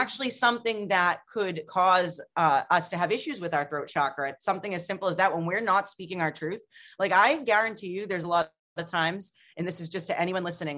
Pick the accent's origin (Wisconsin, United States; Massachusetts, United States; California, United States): Massachusetts, United States; Boston; I am from Boston.